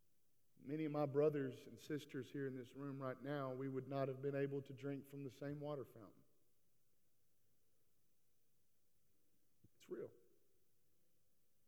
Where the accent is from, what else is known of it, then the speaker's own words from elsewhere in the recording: East Texas, United States; moved away; I was born in East Texas